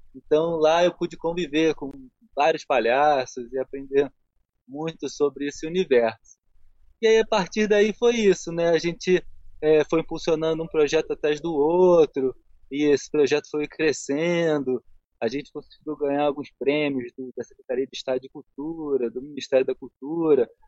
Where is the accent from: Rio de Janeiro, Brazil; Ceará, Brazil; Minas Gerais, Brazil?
Rio de Janeiro, Brazil; moved away as an adult; now in Nova Friburgo, Brazil; Eu sou carioca sou carioca de, de Alivila Isabel, de, do Maracanã, de Santa Teresa. Essa era a área que eu circulava assim na minha infância